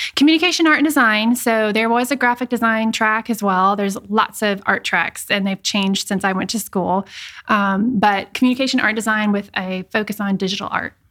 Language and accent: English; Iowa, United States; moved away as an adult; also born or lived in Richmond, Virginia; I am from Iowa, Midwest girl